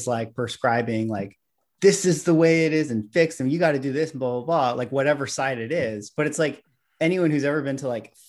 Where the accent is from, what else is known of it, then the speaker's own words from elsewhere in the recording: San Mateo, California, United States; born there; I was born in Tom Brady country.